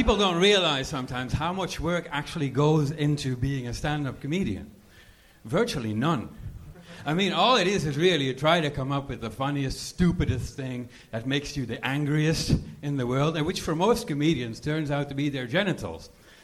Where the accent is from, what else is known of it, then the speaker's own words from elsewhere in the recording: Belgium; English is a second language; moved away; I'm from Belgium.